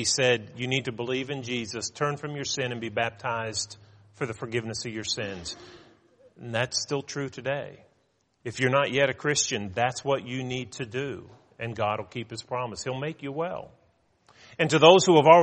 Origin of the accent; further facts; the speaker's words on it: United States; as an American